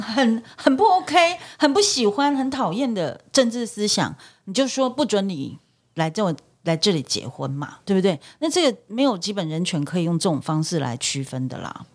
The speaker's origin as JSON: {"language": "Chinese", "country": "Taiwan", "said": "我们作为台湾人，我们当然希望大家都爱台湾嘛"}